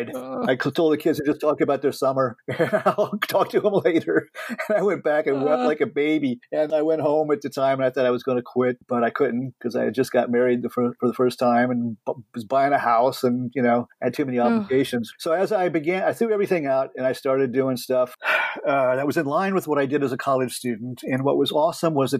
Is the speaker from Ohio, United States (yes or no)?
no; San Antonio, Texas, United States; also born or lived in Northeast United States; now in Northeast, United States; I'm from San Antonio